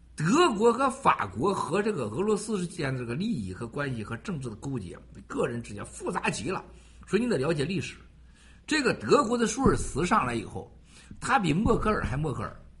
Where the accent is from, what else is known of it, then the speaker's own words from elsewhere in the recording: Shandong, China; moved away; 山东我老家